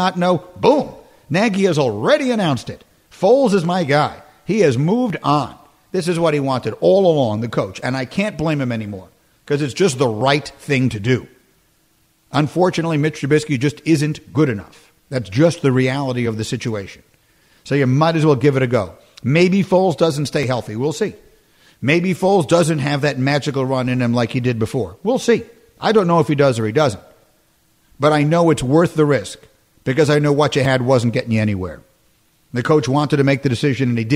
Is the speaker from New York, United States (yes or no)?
yes; New York, United States; moved away as an adult; also born or lived in Chicago, United States; I grew up in New York, and then I grew up again in Chicago